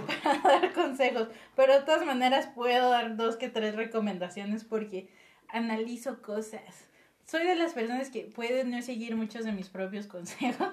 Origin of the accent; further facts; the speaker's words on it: Mexico; como mexicanos